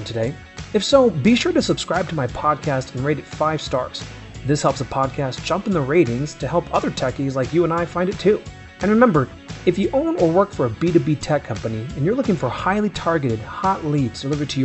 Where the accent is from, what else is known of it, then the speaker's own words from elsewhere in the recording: San Jose, California, United States; now in Denver, United States; I grew up out in San Jose.